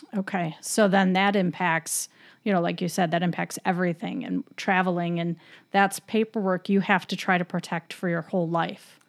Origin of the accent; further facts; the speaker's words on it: Michigan, United States; I'm from Michigan